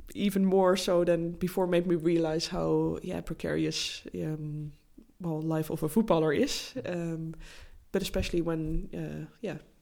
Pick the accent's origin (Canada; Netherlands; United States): Netherlands; English is a second language; moved away; my home country, the Netherlands